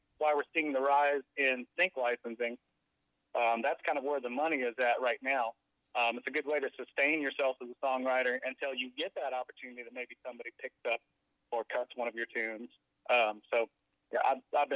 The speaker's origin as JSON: {"language": "English", "town": "Sedalia", "region": "Missouri", "country": "United States", "tie": "born or raised there", "also_born_or_lived": "Jefferson City, Missouri / California, Missouri / Nashville, Tennessee / Eldon, Missouri", "said": "I was born in the same town as Tyler Farr over in Sedalia, Missouri"}